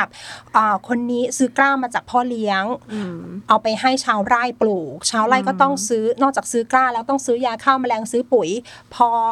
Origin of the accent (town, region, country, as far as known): Phayao, Thailand